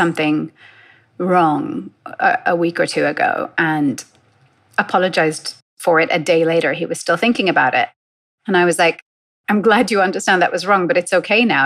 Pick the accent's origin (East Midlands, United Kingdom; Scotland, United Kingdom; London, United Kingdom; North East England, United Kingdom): London, United Kingdom; I grew up in London